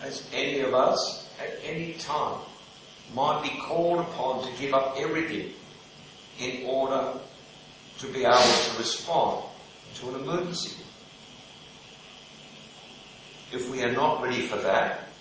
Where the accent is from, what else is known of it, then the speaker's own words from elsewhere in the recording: Melbourne, Victoria, Australia; growing up in Melbourne